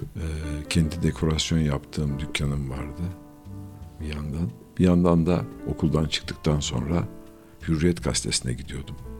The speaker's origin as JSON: {"language": "Turkish", "region": "Istanbul", "country": "Turkey", "tie": "born or raised there", "said": "İstanbul'da doğdum ben. Gayrettepe'de oturuyorduk."}